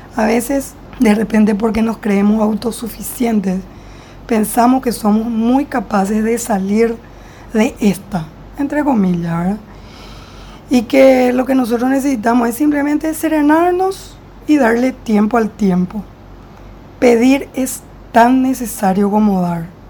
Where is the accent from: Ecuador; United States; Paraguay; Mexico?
Paraguay; yo soy de Paraguay